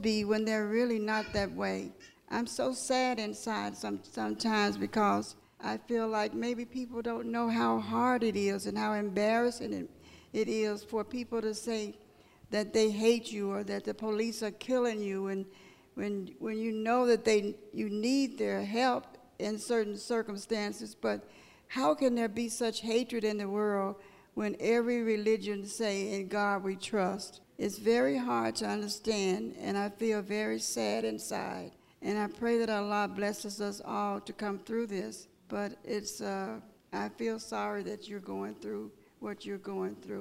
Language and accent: English; United States; I was born in America. I'm an African American